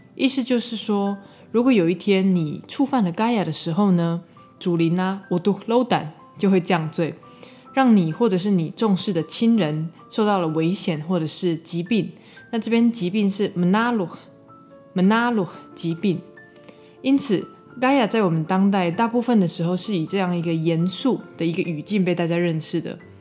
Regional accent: Shuiyuan village, Xiulin Township, Hualien County, Taiwan; 我的部落是花莲秀林水源部落

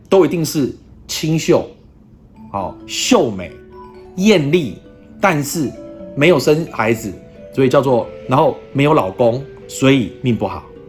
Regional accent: Taiwan; 我们台湾人

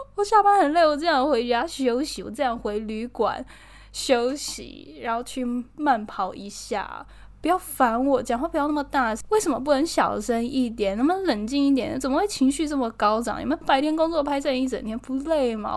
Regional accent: Taiwan; 我台湾人

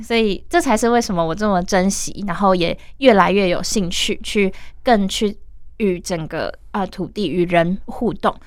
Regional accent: Taiwan; 我从小就是在都市长大

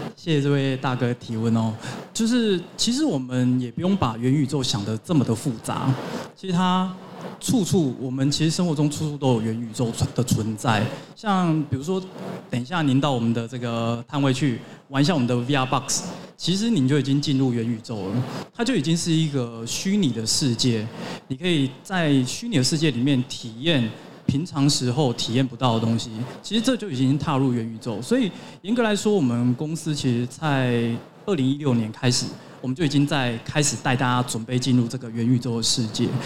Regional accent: Hong Kong; moved away; also born or lived in United States; 我是香港来的

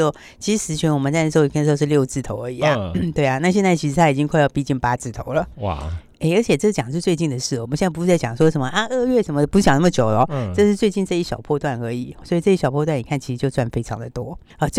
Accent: Taiwan; 相信我们台湾是这样啊。

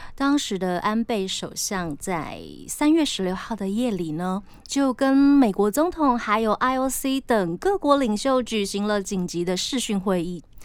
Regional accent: Taiwan; 我自己非常庆幸我生在台湾

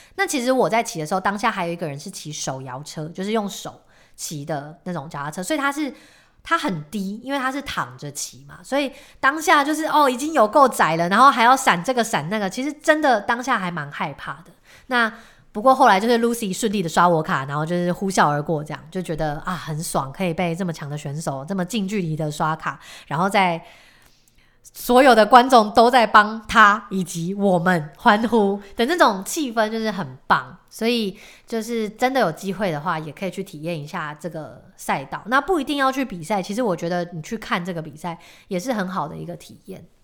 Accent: Taiwan; 我们身为台湾人

